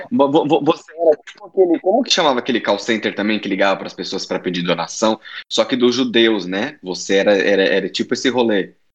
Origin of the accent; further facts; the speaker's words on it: São Paulo, Brazil; moved away; eu era lá da Zona Norte